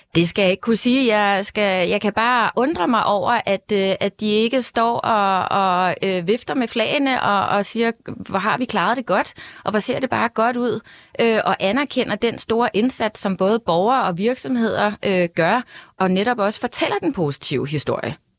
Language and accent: Danish; Denmark; mig selv, som har sort hår og brun hud, men født og opvokset her i Danmark